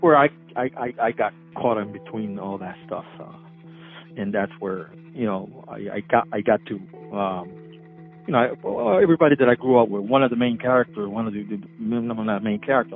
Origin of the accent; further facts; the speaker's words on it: Bridgeport, Connecticut, United States; also born or lived in Puerto Rico; my family, you know, we were raised basically on State Street from 1977 to the present.